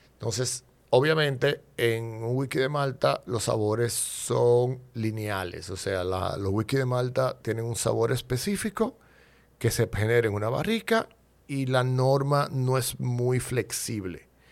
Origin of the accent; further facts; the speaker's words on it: Dominican Republic; yo me defino como un dominicano atípico